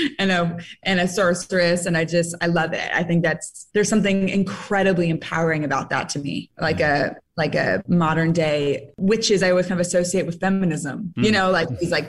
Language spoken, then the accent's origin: English; San Francisco, California, United States; I'm from San Francisco.